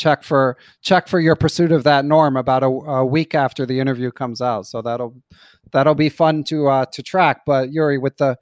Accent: Philadelphia, Pennsylvania, United States; I grew up in Center City, Philadelphia

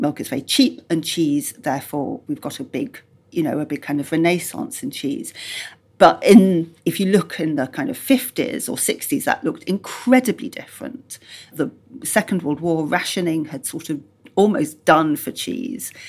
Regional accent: Yorkshire and the Humber, United Kingdom; I grew up in Yorkshire

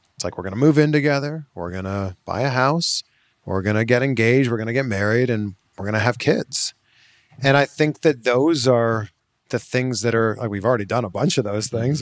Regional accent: Canada; a fellow Canadian

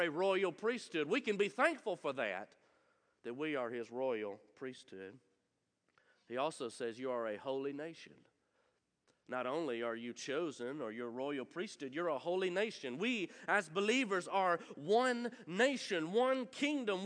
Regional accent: Munford, United States; I'm from Munford. There's nothing royal in Munford. I promise you that. I'm from there. I can say it. I that's okay. I grew up there

